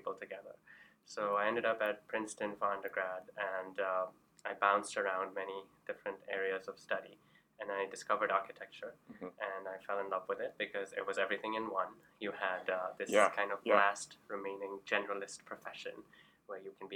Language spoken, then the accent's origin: English; Karachi, Sindh, Pakistan; moved away; I grew up in Karachi, Pakistan, and we traveled a lot.